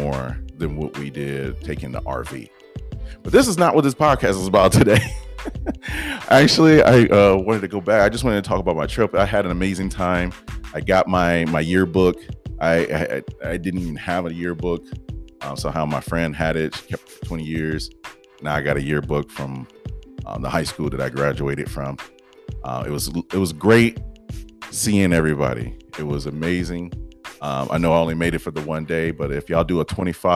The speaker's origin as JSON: {"language": "English", "town": "Detroit", "region": "Michigan", "country": "United States", "tie": "born or raised there", "said": "born in Detroit, Michigan. Yes. I don't know if everybody knew that. I say I'm from Detroit."}